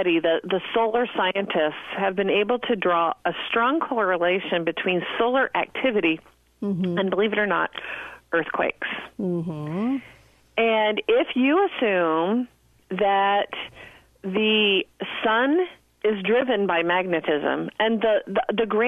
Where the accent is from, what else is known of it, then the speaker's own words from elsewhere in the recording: Midwest, United States; I'm from the middle of the country